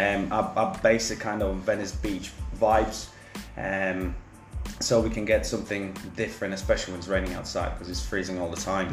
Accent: Leicester, East Midlands, United Kingdom; I'm from Leicester.

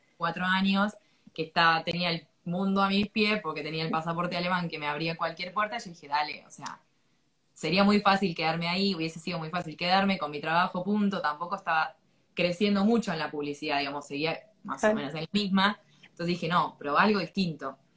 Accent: Argentina; moved away as an adult; also born or lived in Thailand; me fui a los 22 años de Argentina

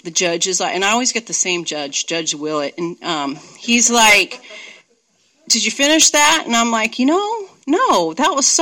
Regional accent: Santa Monica, California, United States; also born or lived in Redondo Beach, California; now in Seattle, United States; So I grew up in California. I grew up in Santa Monica. Then we moved to Redondo Beach. And I went to school there, did everything there, drank there

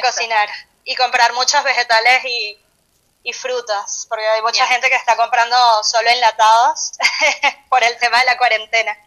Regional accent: Venezuela; moved away; nosotros que que somos de Venezuela, allá hay una cultura de dieta

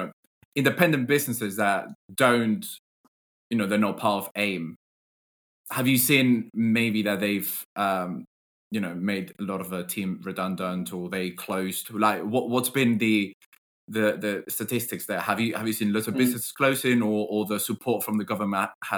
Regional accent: Spain; moved away; I am originally from Spain.

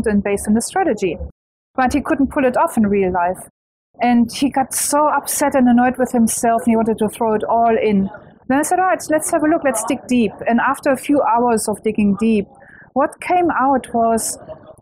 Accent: Germany; English is a second language; moved away as an adult; now in Australia; I am German, though. That's what you most probably wonder about my accent. But I live in Australia for a very long time.

